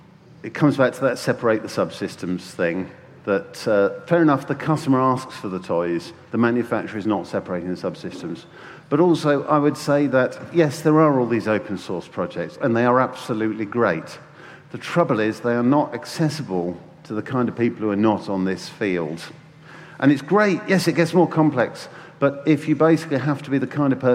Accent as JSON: {"language": "English", "town": "Bicester", "region": "South East England", "country": "United Kingdom", "tie": "born or raised there", "said": "my hometown of Bicester"}